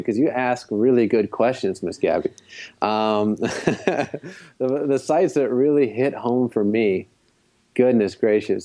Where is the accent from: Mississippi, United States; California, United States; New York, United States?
New York, United States; New York City; my hometown of Brooklyn